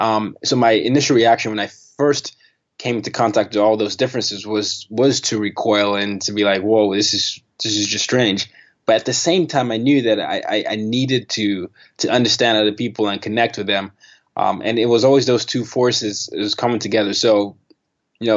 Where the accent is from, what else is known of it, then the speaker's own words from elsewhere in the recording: Nigeria; also born or lived in Sweden / Burkina Faso / Vietnam; Nigeria, I was born in Nigeria. I did middle school and high school there. I did elementary and high school there. I did my middle school in Burkina Faso.